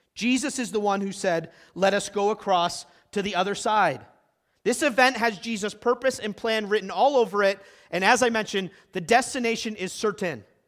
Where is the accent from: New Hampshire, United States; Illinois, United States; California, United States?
New Hampshire, United States; Concord; moved away; also born or lived in Midwest; I grew up in Concord, New Hampshire